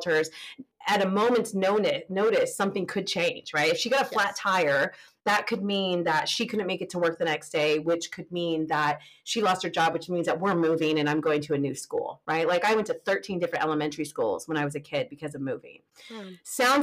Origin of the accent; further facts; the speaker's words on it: California, United States; moved away; I'm from California